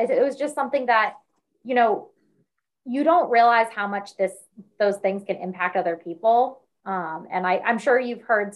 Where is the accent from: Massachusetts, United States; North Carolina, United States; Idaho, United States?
Massachusetts, United States; now in Philadelphia, United States; I'm from Massachusetts